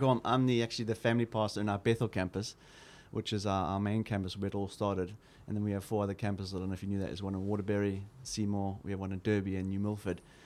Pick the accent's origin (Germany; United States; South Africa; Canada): South Africa; as a South African, I grew up in a very hostile environment